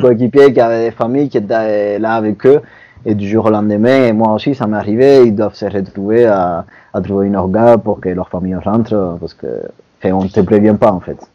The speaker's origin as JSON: {"language": "French", "country": "Cuba", "moved": "yes", "lives_now": "France", "said": "je viens de Cuba"}